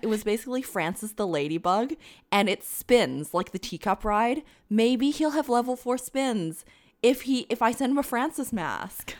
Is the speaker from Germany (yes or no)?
no; Canada; as a Canadian